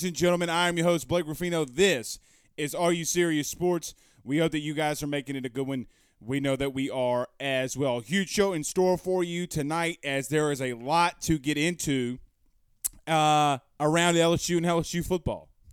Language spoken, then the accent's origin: English; Franklinton, Louisiana, United States; I grew up in the Frank Town, you heard me? Right there on Parker Street